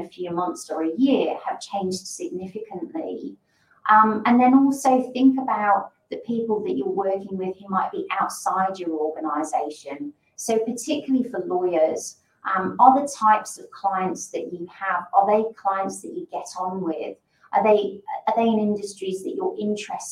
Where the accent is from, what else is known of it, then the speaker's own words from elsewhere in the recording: the north of England, United Kingdom; moved away as an adult; also born or lived in London / Sydney / Caribbean; now in Perth, Australia; I'm actually from a town in the north, or a city, I should say, in the north of England